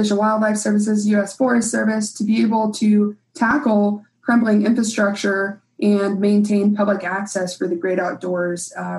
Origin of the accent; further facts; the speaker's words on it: California, United States; my home state of California